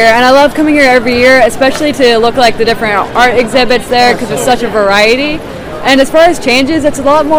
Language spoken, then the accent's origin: English; Excelsior Springs, Missouri, United States; from Excelsior Springs.